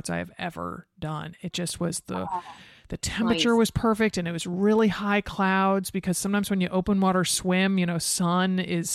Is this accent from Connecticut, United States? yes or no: yes; Connecticut, United States; I grew up outside of Manhattan in Connecticut